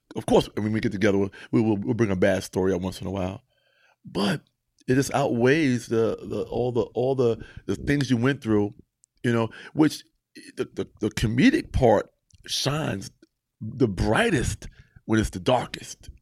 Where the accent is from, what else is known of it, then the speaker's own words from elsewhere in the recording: Mount Vernon, New York, United States; Not only was I from Mount Vernon, I'm from New York